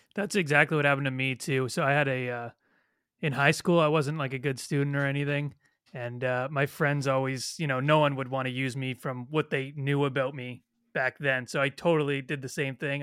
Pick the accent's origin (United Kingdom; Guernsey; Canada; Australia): Canada; Toronto, Ontario; I'm Canadian, I'm from Toronto